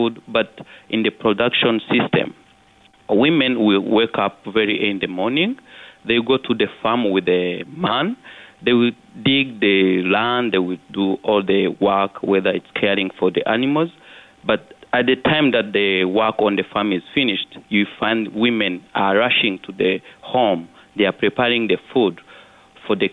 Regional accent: Kirehe, Eastern Province, Rwanda; also born or lived in Kigali, Rwanda; I was born in Kigali, but I happen to have grown up in a rural area of Rwanda in eastern Kirehe. So I was raised by my grandma

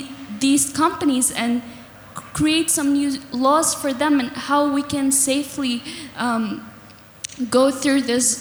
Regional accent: Pakistan; English is a second language; now in Doha, Qatar; I'm a Pakistani Pashtun, and I'm a student here at UDSD, the University of Doha

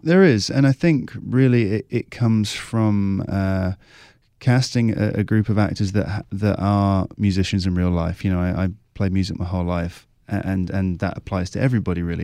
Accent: Cornwall, South West England, United Kingdom; moved away as an adult; also born or lived in London; I grew up in Southwest England in Cornwall, Uh, moved to London, did my acting degree there, and I've been living in London for a while.

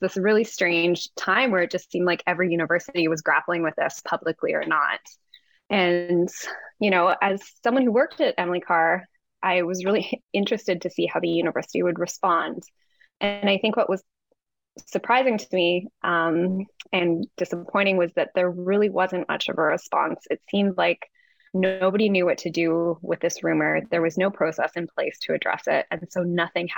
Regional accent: Vancouver, British Columbia, Canada; I'm a member of the Muskeg Lake Cree Nation, which is in Treaty 6, but I grew up in Vancouver.

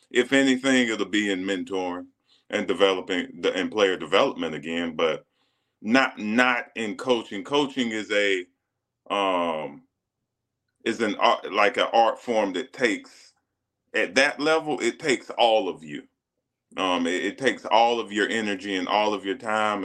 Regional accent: South Carolina, United States; moved away as an adult; when you're 16 years old, growing up in a small town in South Carolina

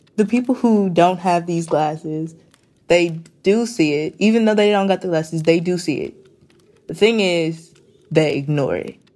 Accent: San Leandro, California, United States; I'm from San Leandro, California

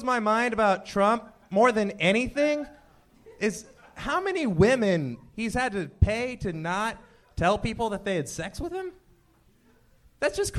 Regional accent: Iowa, United States; now in Los Angeles, United States; I'm from the Midwest originally

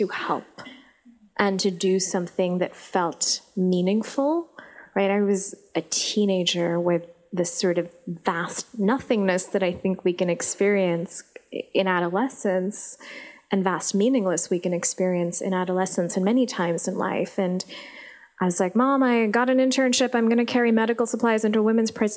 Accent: Islamabad, Islamabad Capital Territory, Pakistan; first language Urdu; English is a second language; moved away as an adult; also born or lived in California; now in United States; I was growing up in Islamabad

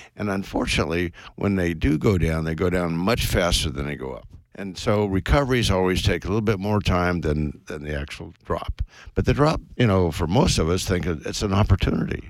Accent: West Coast, United States; I was brought up on the West Coast, went to Stanford

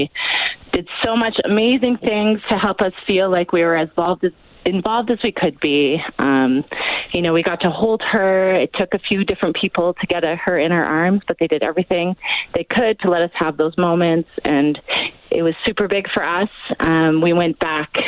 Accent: Calgary, Alberta, Canada; We're from Calgary.

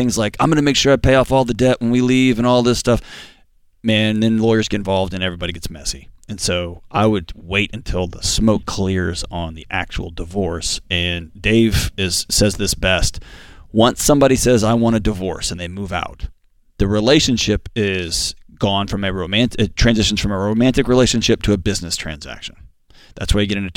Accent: Houston, Texas, United States; I grew up in Houston and Houston, Texas, and hurricanes

